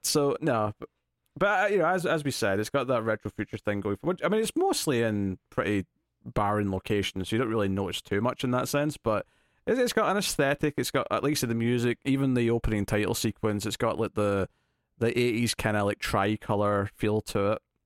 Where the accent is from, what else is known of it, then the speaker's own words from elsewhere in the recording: Scotland, United Kingdom; as a Scottish person who's next to England